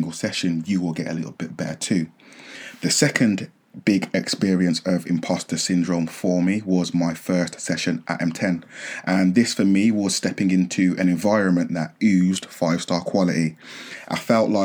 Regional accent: near Birmingham, West Midlands, United Kingdom; also born or lived in Nottingham; I relocated from Nottingham back home near the Midlands, Birmingham

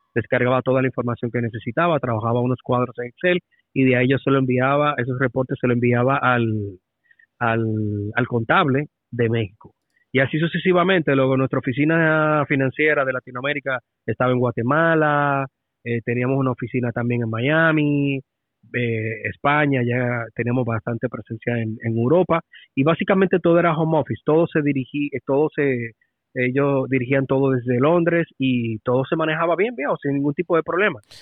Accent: Dominican Republic; como dominicano

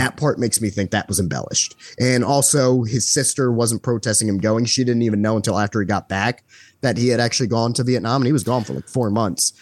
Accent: United States; being American

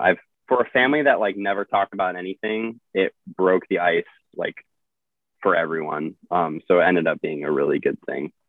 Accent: Midwest, United States; moved away as an adult; also born or lived in Illinois; now in Arizona, United States; the culture I grew up in in the Midwest

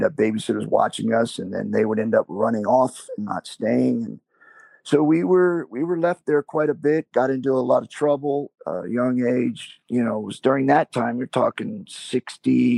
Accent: Georgia, United States; I was born in Georgia.

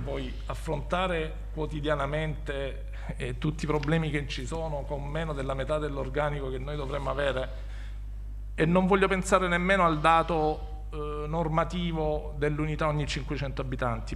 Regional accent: Squinzano, Apulia, Italy; also born or lived in Bari; una parrocchia, in quello che era il mio paese di nascita e, e di attuale residenza, che è Squinzano

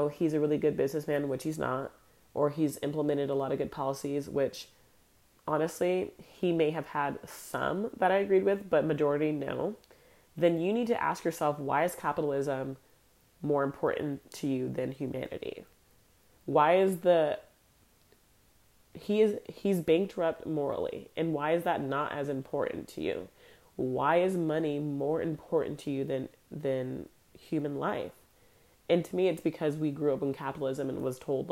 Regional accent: United States; I'm Black American

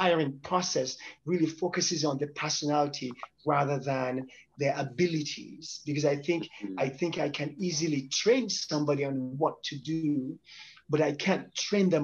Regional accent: Nigeria; now in United States; I come from Nigeria, West Africa, and to be in the United States, now in the West

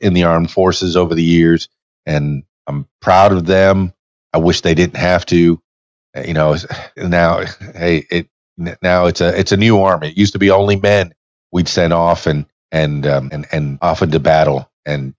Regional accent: Miami, Florida, United States; I have Yankee roots, but I was born in Miami

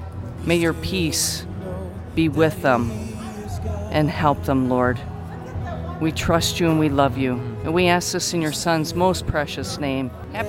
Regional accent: Fremont, Ohio, United States; I am from Fremont, Ohio, a parishioner of St. Joe's and St. Anne's.

